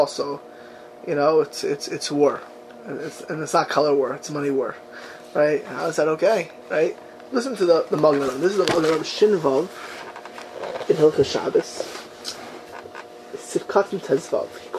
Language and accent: English; United States; now in Israel; I'm an American. An American. You know, the American kid